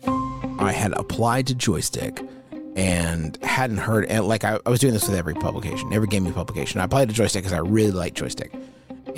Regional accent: Huntington, West Virginia, United States; It's my hometown here in Huntington, West Virginia

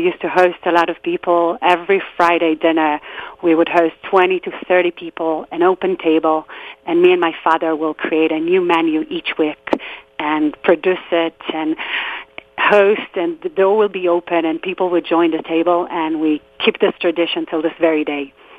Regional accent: just outside Tel Aviv, Tel Aviv District, Israel; So I grew up in Israel in a small neighborhood just outside of Tel Aviv, a place where everyone knew everyone, and I grew up with people who are still my best friends till this very day.

